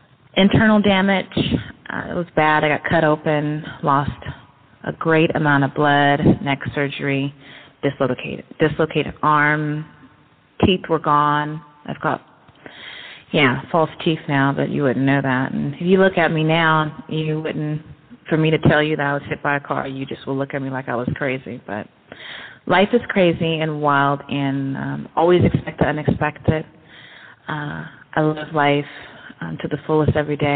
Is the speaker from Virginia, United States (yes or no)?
no; Berkeley, California, United States; also born or lived in Oakland, California / San Francisco, California; now in Pittsburg, United States; I'm actually from Berkeley, but been around Oakland, San Francisco, and the city